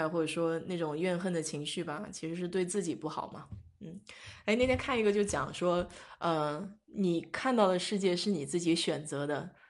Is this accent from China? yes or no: yes; China; 就跟我们中国人讲的这句话很像